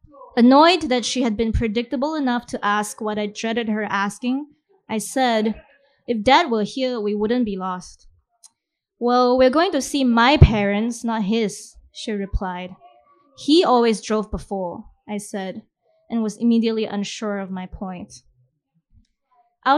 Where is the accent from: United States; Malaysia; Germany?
Malaysia; I'm going to read a story from my book set in my hometown in Malaysia.